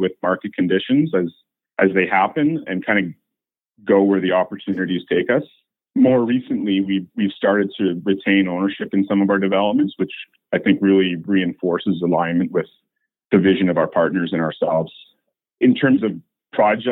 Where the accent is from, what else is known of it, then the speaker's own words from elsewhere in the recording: North Shore, British Columbia, Canada; I was born and raised on the North Shore